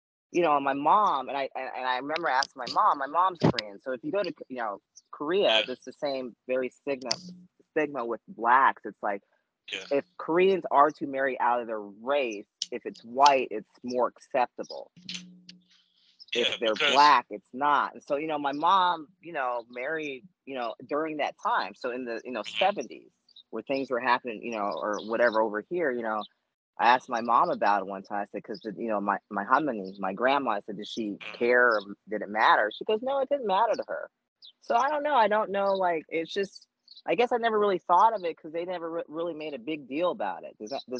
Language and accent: English; Germany; growing up in Germany, I did see a lot of, there were some interracial marriages both ways